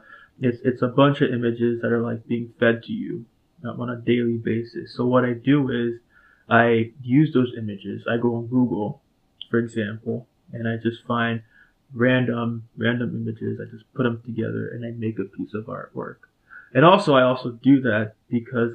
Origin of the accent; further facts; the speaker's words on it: Port-au-Prince, Ouest, Haiti; now in Chicago, United States; I'm from Port-au-Prince, Haiti. I grew up there